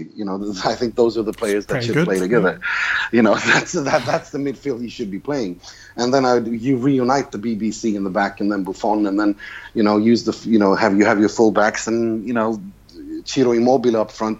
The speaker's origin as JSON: {"language": "English", "country": "Sweden", "said": "I'm from Sweden or I live in Sweden"}